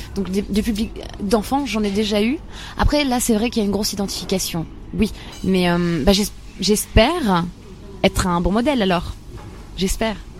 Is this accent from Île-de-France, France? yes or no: no; Bar-le-Duc, Grand Est, France; born or raised there